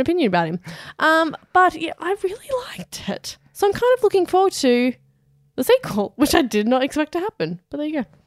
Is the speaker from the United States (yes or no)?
no; Australia; We are Australian.